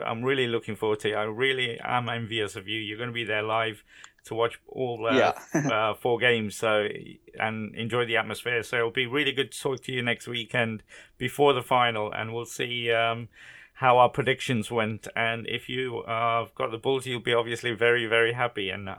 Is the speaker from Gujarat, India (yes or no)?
yes; Gujarat, India; born or raised there; moved away